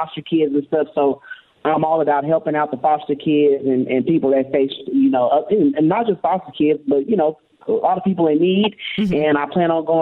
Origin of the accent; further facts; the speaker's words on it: Oklahoma, United States; now in Texas, United States; I'm from Oklahoma. I stay in Texas